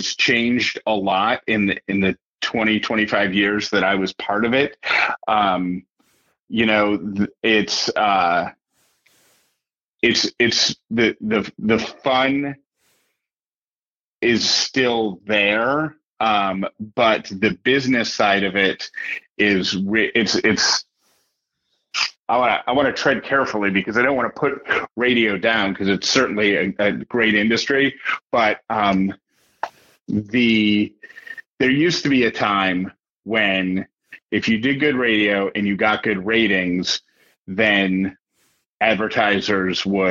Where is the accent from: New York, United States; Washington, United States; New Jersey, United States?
New York, United States; Syracuse; moved away; also born or lived in Atlanta; I grew up in Syracuse, my parents lived in Syracuse